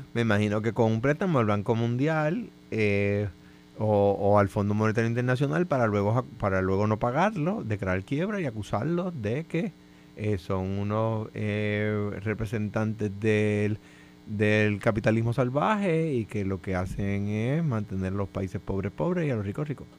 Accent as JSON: {"language": "Spanish", "town": "Guaynabo", "country": "Puerto Rico", "said": "Yo soy residente de Guaynabo"}